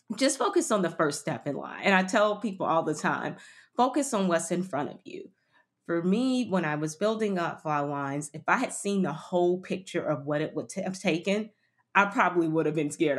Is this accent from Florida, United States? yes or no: yes; Miami, Florida, United States; moved away as an adult; also born or lived in London; I grew up in Miami